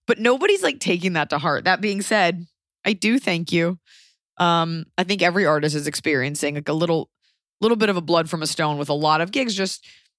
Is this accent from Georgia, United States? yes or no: no; Philadelphia, Pennsylvania, United States; And so it's just like, we're three friends from Philly.